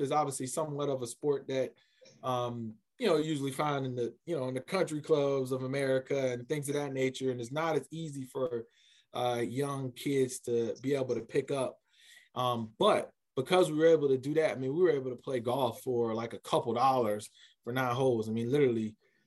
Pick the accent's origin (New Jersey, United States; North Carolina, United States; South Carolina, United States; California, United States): South Carolina, United States; Columbia; I'm originally from Columbia, South Carolina. Was born and raised there